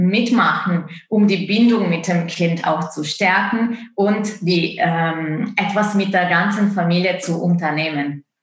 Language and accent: German; Italy; German is a second language; moved away as an adult; now in Leipzig, Germany; ich bin gebürtige Italienerin. Ich komme aus Italien und wohne in Deutschland seit hm, fast zehn Jahren.